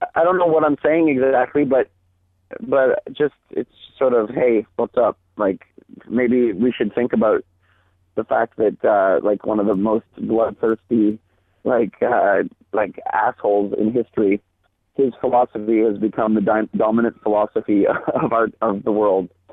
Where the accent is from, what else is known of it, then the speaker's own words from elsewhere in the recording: Chelsea, Quebec, Canada; moved away as an adult; now in Montreal, Canada; I'm actually from north of Ottawa, a little town called Chelsea, Quebec